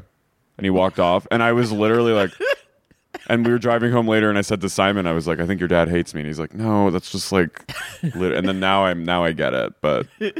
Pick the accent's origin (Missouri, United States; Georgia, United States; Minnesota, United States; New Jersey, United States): New Jersey, United States; also born or lived in New York; now in Los Angeles, United States; I'm from South Jersey, like outside Philly.